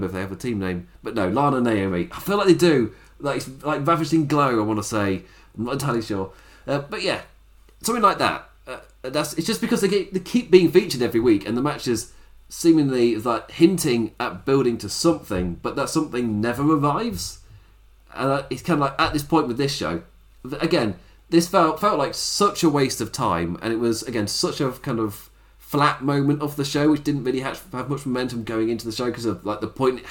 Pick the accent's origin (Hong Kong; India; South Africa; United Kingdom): United Kingdom; England; I'm English